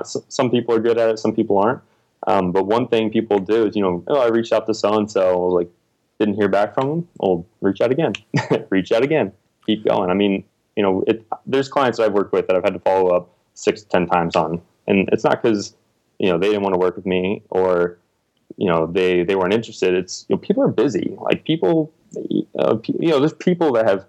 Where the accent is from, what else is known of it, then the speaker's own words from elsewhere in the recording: Texas, United States; also born or lived in Indiana; now in Austin, United States; I'm from Texas originally